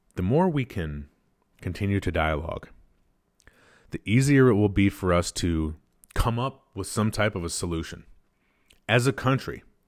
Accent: United States; We're Americans. We are American citizens

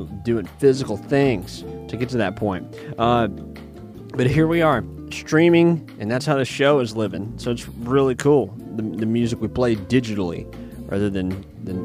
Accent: Muscle Shoals, Alabama, United States; my hometown, even to the Muscle Shoals area of Alabama

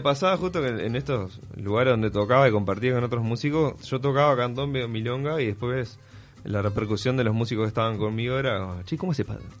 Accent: Salto, Uruguay; born or raised there; also born or lived in Paysandú, Uruguay / Montevideo, Uruguay / Barcelona, Spain / Mantua, Italy

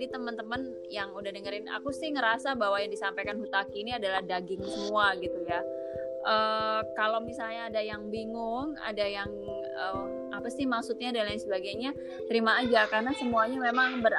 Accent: Java, Indonesia; Aku orang Jawa juga nggak paham loh.

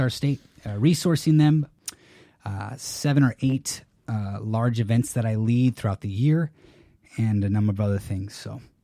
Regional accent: California, United States; also born or lived in San Jose, California / San Diego, California; I'm a Californian. So, I was born and raised

